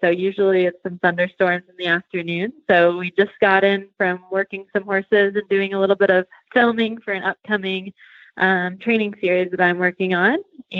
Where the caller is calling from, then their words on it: Ridgway, Colorado, United States; I am calling you from Ridgeway, Colorado. So the southwestern corner of Colorado.